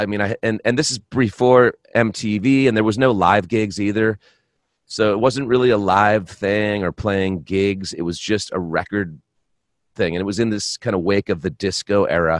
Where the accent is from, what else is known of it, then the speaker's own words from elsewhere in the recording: Boston, Massachusetts, United States; now in Minneapolis, United States; I grew up in Boston, in a suburb of Boston